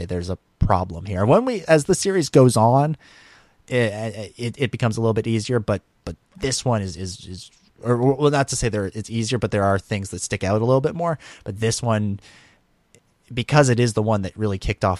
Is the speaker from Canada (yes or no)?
yes; Canada; I love that being Canadian